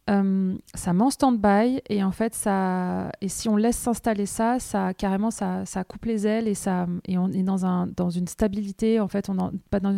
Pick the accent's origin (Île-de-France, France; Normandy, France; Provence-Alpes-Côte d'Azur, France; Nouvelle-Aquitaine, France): Normandy, France; Caen; Hello Sandra … je viens de Caen, je suis graphiste illustratrice.